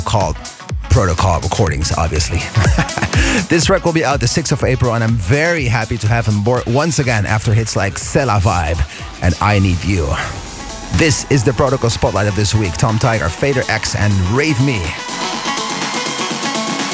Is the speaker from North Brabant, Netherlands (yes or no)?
no; Veenendaal, Utrecht, Netherlands; here we are back in the studios in Veenendaal. It's my hometown, my home place.